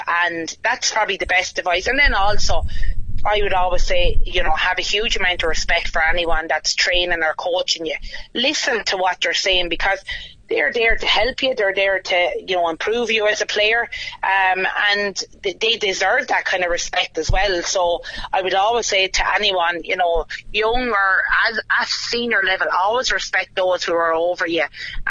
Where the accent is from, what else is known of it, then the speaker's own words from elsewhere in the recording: Oulart, County Wexford, Ireland; I'm from Owlert and I'm very proud of that as well.